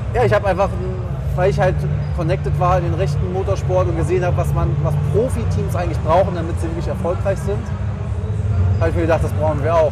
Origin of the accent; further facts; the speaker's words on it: Germany; wir als Deutsche